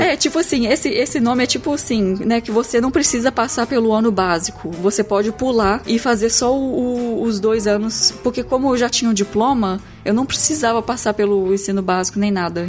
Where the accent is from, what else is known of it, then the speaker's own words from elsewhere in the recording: Brazil; moved away as an adult; also born or lived in Germany; como brasileiro